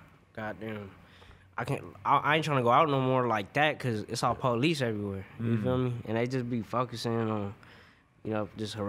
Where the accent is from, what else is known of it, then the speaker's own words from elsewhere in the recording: Los Angeles, California, United States; Right now, bro, I'm in NoHo. You feel me? North Hollywood, but I'm from LA, bro. Grew up in LA. Grew up all around the valley.